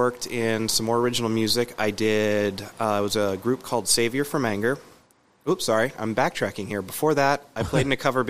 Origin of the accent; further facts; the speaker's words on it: Erie, Pennsylvania, United States; also born or lived in Albion, Pennsylvania; I was born and raised in Erie. I'm currently in Albion, but I still travel into Erie and play and everything.